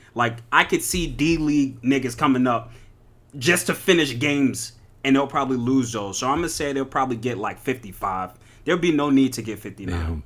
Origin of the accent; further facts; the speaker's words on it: New York, United States; also born or lived in New Jersey; now in Boston, United States; I am originally from New York by way of Jersey.